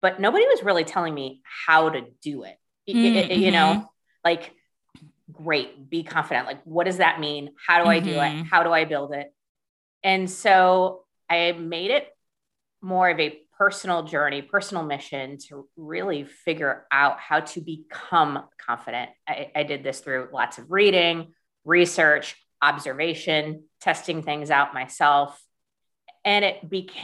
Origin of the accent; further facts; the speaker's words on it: United States; as an American